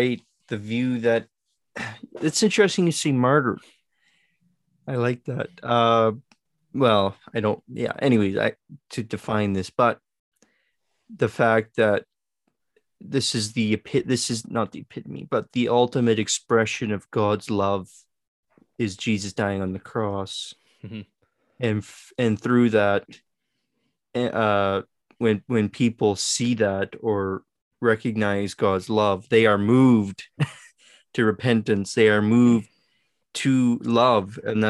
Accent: Saskatchewan, Canada; I was one of very few Canadians. So when I would say to people, I'm from Saskatchewan, oh, where's that? It's in Canada.

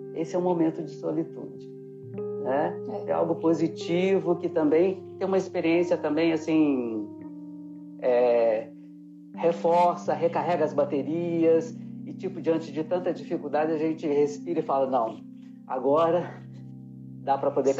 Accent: Diamantina, Minas Gerais, Brazil; moved away; Eu também sou do interior, é, mais da metade da minha vida eu já saí de Diamantina

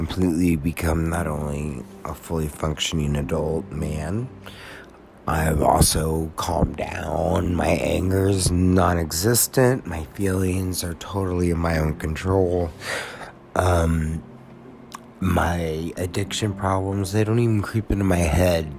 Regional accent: United States; as an American

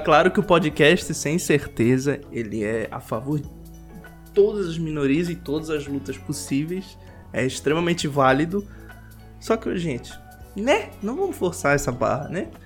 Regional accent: Santa Catarina, Brazil; moved away; eu sou de Santa Catarina. Pra quem não conhece sotaque, quem conhece já sabe onde eu sou.

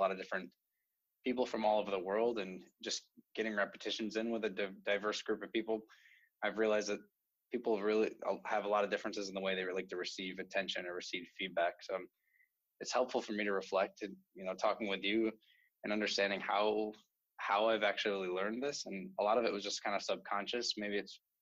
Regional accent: New York, United States; moved away as an adult; now in California, United States; I grew up on the East Coast in New York

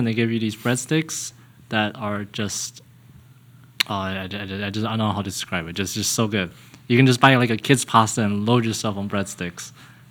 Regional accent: Kentucky, United States; moved away; I am from Kentucky.

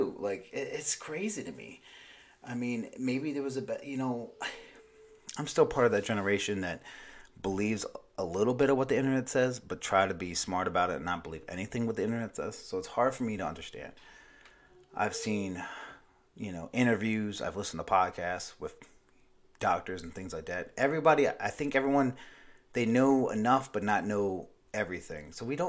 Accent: Myrtle Beach, South Carolina, United States; It didn't really affect where I live, my hometown here in Myrtle Beach, South Carolina, until, like, recently.

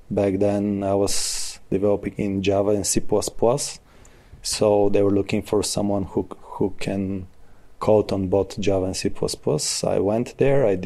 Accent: Smolyan, Smolyan Province, Bulgaria; born and raised in Smolyan.

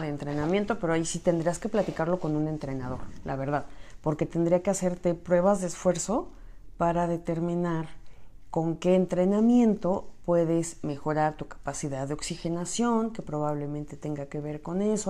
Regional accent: Michoacán, Mexico; now in Mexico City, Mexico; yo soy de Occidente, bueno, soy de Michoacán, pero pues ya está, o sea, ya estoy muy cerca de Guadalajara, entonces mucho de lo que se come en Guadalajara también llegaba a mí, a mi pequeño terruño

